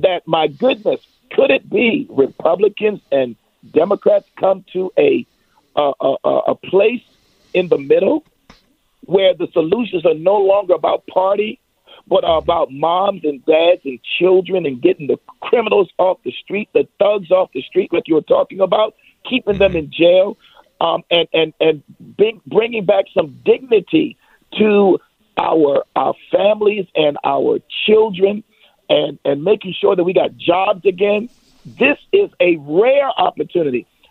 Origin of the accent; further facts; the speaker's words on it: Ruffin Road, Virginia, United States; Growing up, again, I, I lived in Ruffin Road